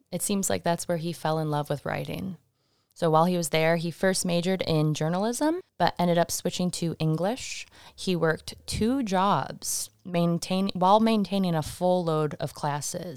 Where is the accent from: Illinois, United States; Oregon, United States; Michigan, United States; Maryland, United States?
Michigan, United States; now in Salem, United States; my home state